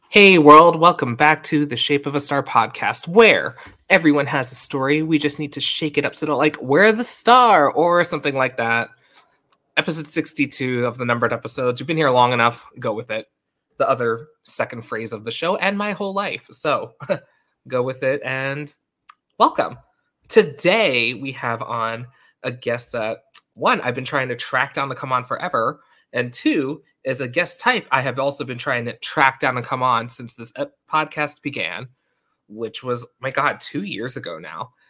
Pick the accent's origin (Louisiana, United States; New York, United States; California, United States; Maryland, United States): New York, United States; Long Island; accent: New York; we're both from Long Island